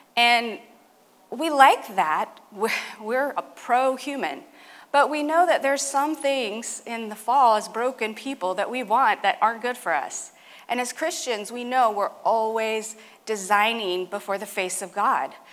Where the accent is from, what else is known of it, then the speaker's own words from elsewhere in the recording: California, United States; my home state, California.